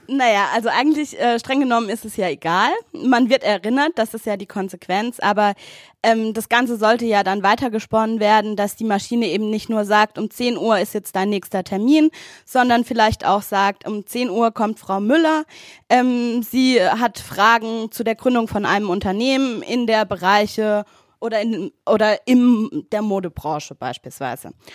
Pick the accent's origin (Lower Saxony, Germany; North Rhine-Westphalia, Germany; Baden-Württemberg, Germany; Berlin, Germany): Baden-Württemberg, Germany; Wilhelmsfeld; Ich komme aus Willemsfeld, das ist im Rhein-Neckar-Kreis